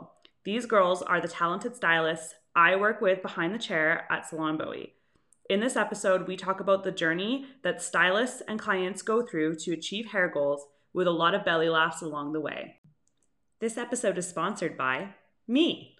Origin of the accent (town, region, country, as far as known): Calgary, Alberta, Canada; born or raised there; also born or lived in Yellowknife